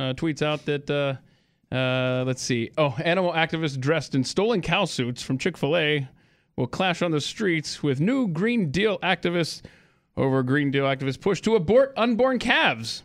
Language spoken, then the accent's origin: English; United States; I'm an American